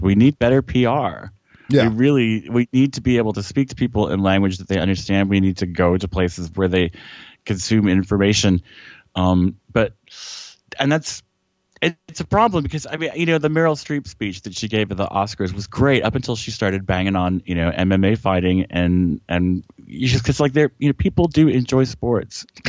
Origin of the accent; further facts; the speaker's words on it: South Georgia, United States; I grew up in South South Georgia